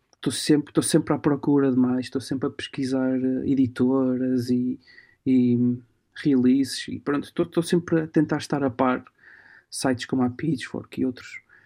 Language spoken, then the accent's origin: Portuguese; Portugal; also born or lived in Alba Iulia, Transylvania, Romania; nasci na, na zona da Transilvânia e numa, numa, pequena, numa pequena cidade chamada Alba uhum. mas vim para Portugal com 4 meses, ou seja, eu cresci aqui, tenho o carimbo de romeno e tenho assim, mas, mas cresci em Portugal.